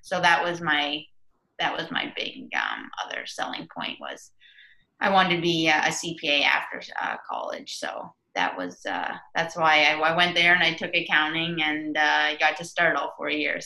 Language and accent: English; Waterford, Connecticut, United States; I lived growing up in Waterford.